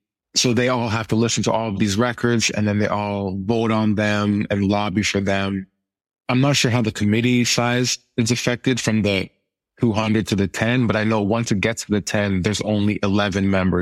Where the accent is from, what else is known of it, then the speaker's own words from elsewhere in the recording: Ottawa, Ontario, Canada; born there; also born or lived in Europe / Winnipeg, Canada; So I'm originally from, I was born in Ottawa, Ontario, which is the capital of Canada in the East. And I grew up in Europe in my formative years.